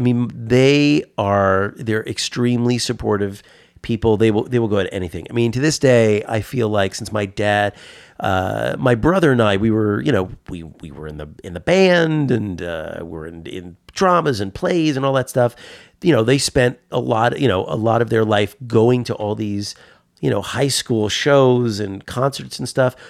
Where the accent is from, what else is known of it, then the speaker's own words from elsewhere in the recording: Harrison, New York, United States; also born or lived in Bronx, New York; I grew up in Harrison, and there was certainly no comic shop